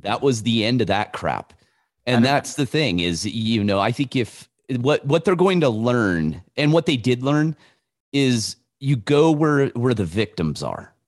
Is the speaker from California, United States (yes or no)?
yes; California, United States; I was born and raised in in California